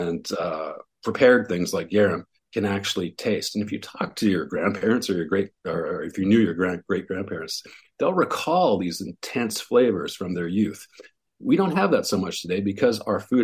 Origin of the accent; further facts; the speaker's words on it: West Coast, Canada; moved away; also born or lived in Montreal; I grew up on the West Coast